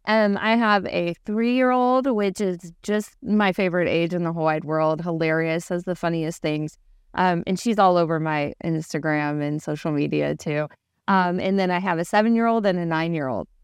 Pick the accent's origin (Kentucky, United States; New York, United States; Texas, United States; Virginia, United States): Kentucky, United States; Louisville; now in Big Bear Lake, United States; I'm from Louisville, Kentucky.